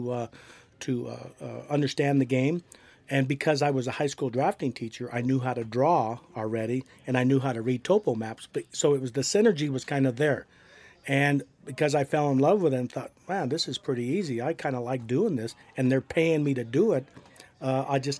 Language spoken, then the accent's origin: English; Pueblo, Colorado, United States; Grew up in Bessemer.